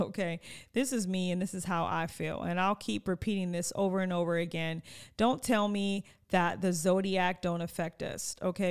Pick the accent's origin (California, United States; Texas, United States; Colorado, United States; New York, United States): California, United States; Oxnard; eleven thirty-three was my grandmother's address in Oxnard. which is my home